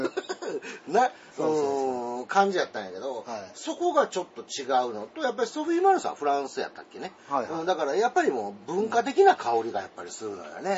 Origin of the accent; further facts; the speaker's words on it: Osaka, Japan